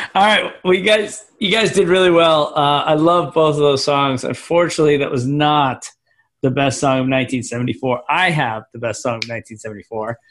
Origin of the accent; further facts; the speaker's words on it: Scituate, Massachusetts, United States; I grew up in the most Irish town in America